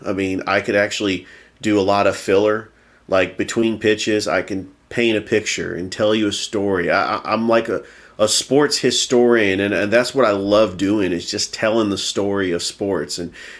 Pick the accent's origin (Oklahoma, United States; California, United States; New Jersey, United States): California, United States; San Francisco Bay Area; born or raised there; now in Columbus, United States